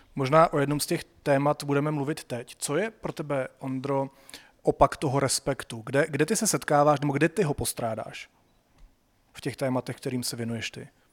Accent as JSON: {"language": "Czech", "town": "Sokolov", "region": "Karlovy Vary Region", "country": "Czechia", "said": "Já jsem ze Sokolova"}